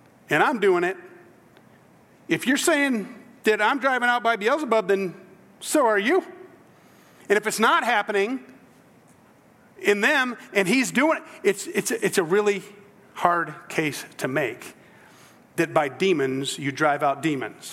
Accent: South Central Georgia, United States; moved away; I'm from South Central Georgia originally, below the gnat line

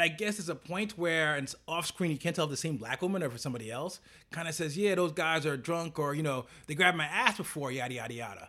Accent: United States; we're American

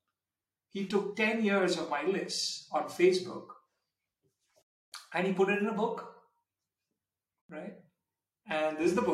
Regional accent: India; moved away as an adult; now in Switzerland; I grew up in India to some extent

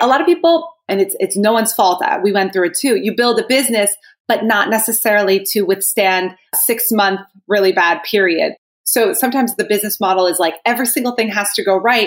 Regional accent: New Jersey, United States; I am from New Jersey, and I would say that I was very blessed in the sense that most of my childhood was filled with people who loved me

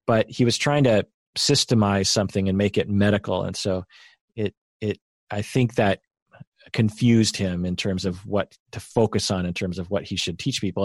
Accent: Sammamish, Washington, United States; sort of a country road, which is where we grew up in Sammamish

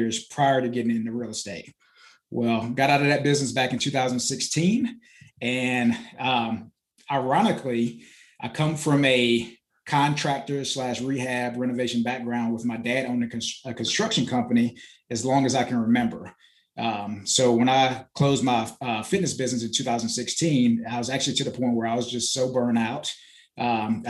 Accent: Florida, United States; moved away as an adult; also born or lived in Bahamas; now in Greenville, United States; I was born in the Bahamas, raised in Florida

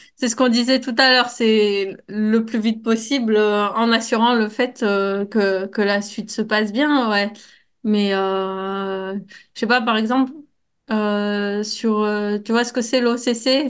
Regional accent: Grenoble, Auvergne-Rhône-Alpes, France; en tant que Grenoblois

